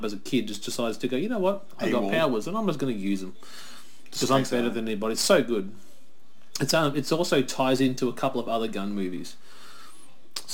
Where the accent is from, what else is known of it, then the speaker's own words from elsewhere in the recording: Australia; we're in Aussie